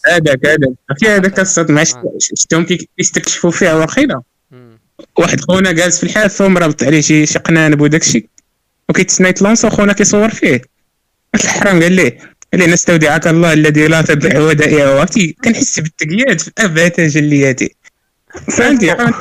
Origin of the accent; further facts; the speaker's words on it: Morocco; now in Lyon, France; حنا مغاربه